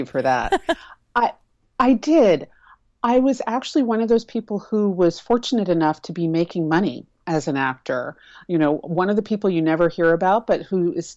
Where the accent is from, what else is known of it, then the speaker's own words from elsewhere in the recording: New York City, New York, United States; I'm originally from Manhattan, so busy is the water that I was born swimming